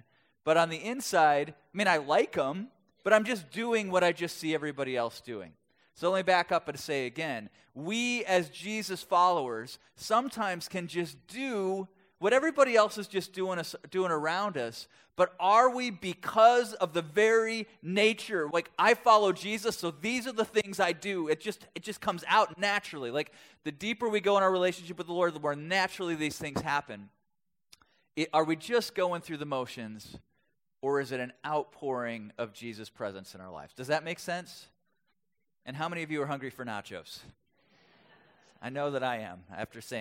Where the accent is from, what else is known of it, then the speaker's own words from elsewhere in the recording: Milwaukee, Wisconsin, United States; I grew up in Wisconsin